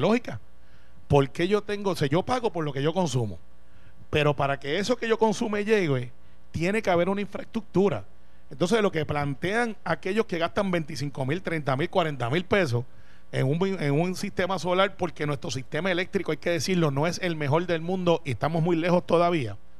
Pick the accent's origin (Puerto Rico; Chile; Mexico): Puerto Rico; no hemos tenido todavía una discusión clara como puertorriqueños